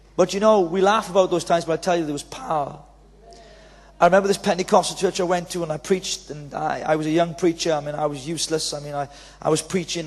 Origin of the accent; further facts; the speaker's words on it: Wales, United Kingdom; accent: Welsh; So I'm Welsh